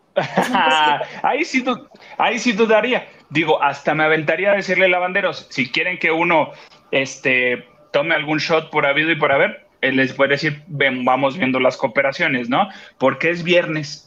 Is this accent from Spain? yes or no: no; Acapulco, Guerrero, Mexico; now in Mexico City, Mexico; van a ir a mi pueblo, van para Acapulco